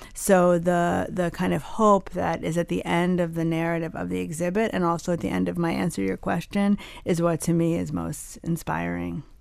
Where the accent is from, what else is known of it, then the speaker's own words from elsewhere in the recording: New Jersey, United States; also born or lived in Ann Arbor, Michigan; now in Miami, United States; I grew up in Jersey